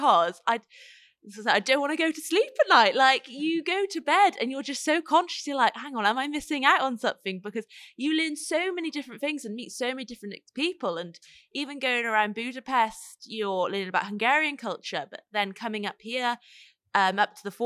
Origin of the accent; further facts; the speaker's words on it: middle of Wales, United Kingdom; I am from Oud YFC, which is sort of in the middle of Wales.